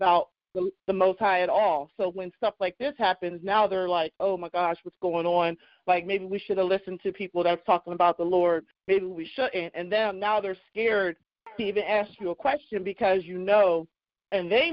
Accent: Pittsburgh, Pennsylvania, United States; I'm from Pittsburgh, PA. Pittsburgh, PA. I'm in Pittsburgh.

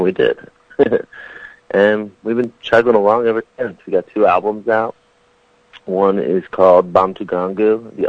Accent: Philadelphia, Pennsylvania, United States; We're from Philadelphia, Pennsylvania.

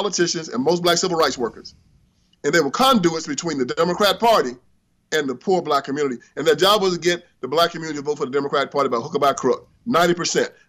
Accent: Brownsville, Tennessee, United States; I was born on a cotton plantation in Haywood County, Tennessee.

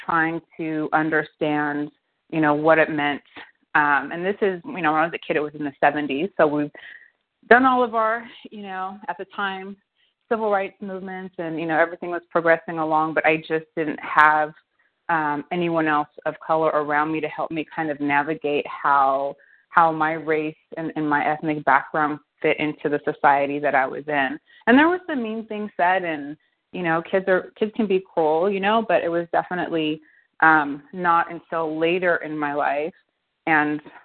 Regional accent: New Zealand; moved away as an adult; also born or lived in Los Angeles, United States; now in United States; I was born in LA, I'm an American, but I was raised in New Zealand

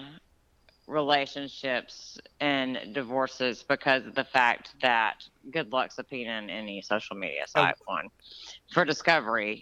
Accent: Georgia, United States; my hometown where I grew up in Georgia

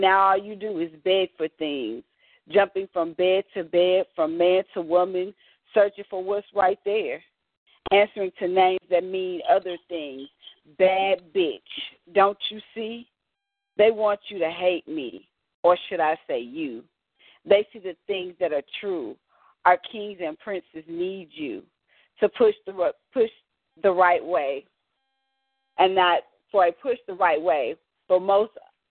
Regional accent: Alabama, United States; I'm from Bama

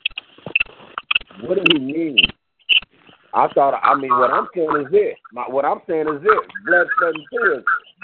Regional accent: Los Angeles, California, United States; also born or lived in Compton, California; I was born in Washington, L.A. You know what I'm saying? I was raised in L.A.

